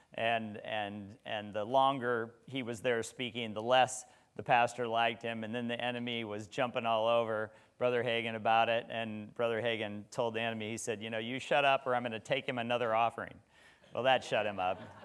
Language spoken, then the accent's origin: English; Nebraska, United States; moved away; I was from Nebraska